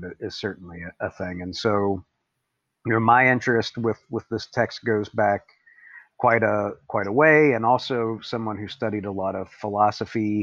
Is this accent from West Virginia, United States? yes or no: yes; Appalachia, West Virginia, United States; I come from Appalachia in West Virginia.